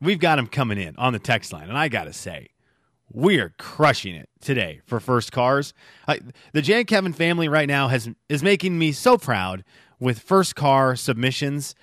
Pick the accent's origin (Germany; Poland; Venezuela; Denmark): Venezuela; moved away; growing up in Venezuela, a third world country